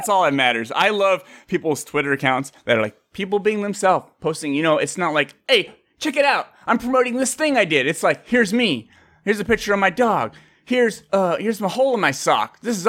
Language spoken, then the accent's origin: English; Bay Area, California, United States; I'm actually from the Bay Area.